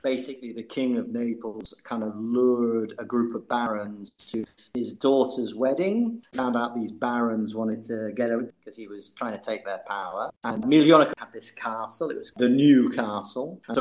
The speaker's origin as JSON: {"language": "English", "country": "United Kingdom", "also_born_or_lived": "London / Leeds / Manchester", "moved": "as an adult", "lives_now": "Matera, Italy", "said": "As a British person"}